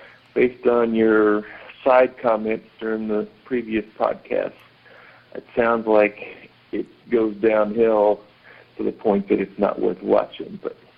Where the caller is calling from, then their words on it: Abu Dhabi, United Arab Emirates; So I'm calling from Abu Dhabi so you can check that off on your list of places that listeners have touched base in.